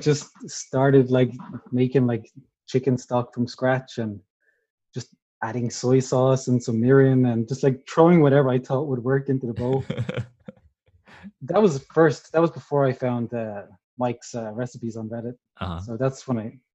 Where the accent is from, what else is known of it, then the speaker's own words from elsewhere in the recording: Dublin, Leinster, Ireland; moved away as an adult; now in Ålesund, Norway; I'm actually originally from Dublin.